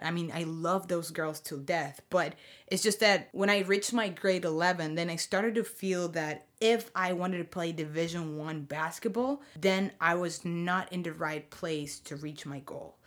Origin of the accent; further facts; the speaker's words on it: Venezuela; moved away as an adult; now in Windsor, Canada; I'm a proud Venezuelan, born and raised